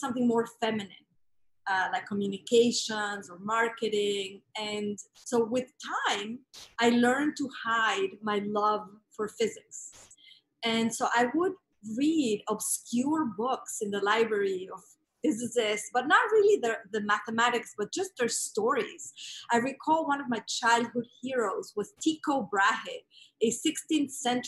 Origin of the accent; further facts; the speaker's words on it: Mexico City, Mexico; So I grew up in Mexico City